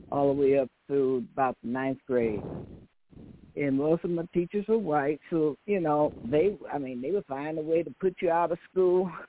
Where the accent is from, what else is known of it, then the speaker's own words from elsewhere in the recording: the South, United States; accent: Southern; I had a Southern accent, and I still have it